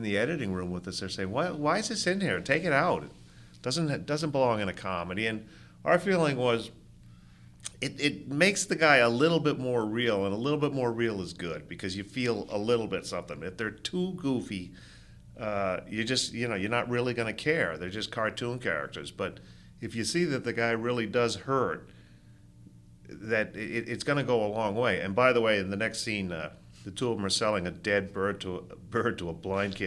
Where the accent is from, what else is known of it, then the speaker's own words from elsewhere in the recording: Rhode Island, United States; growing up in Rhode Island